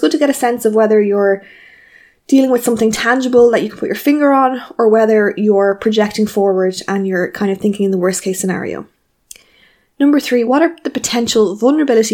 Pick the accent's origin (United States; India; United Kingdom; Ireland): Ireland; as Irish people